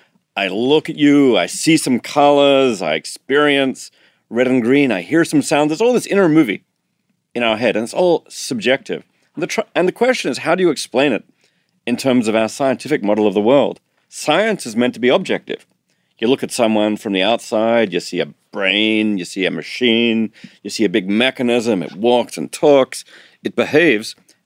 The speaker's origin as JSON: {"language": "English", "country": "Australia", "said": "And although I'm Australian, I'm not very good at surfing, I'm afraid."}